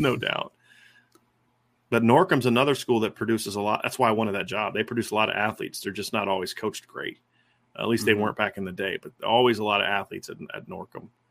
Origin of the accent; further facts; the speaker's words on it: Northwest Ohio, United States; growing up in Northwest Ohio